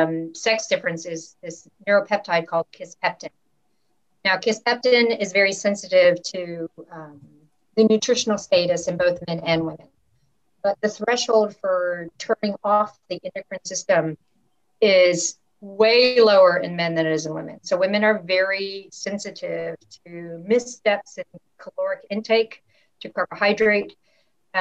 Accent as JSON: {"language": "English", "country": "United States", "tie": "born or raised there", "said": "growing up in the States"}